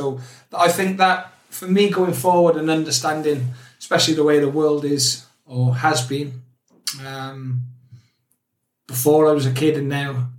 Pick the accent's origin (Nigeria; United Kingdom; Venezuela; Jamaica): United Kingdom; Newport, Wales; I grew up in Newport, South Wales, in a place called Pilgwenthely. So, Catholic. Lived my great auntie and great uncle.